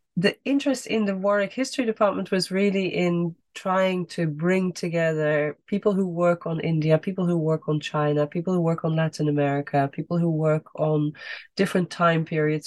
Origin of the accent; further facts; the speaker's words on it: Netherlands; moved away as an adult; also born or lived in United States; I grew up in the Netherlands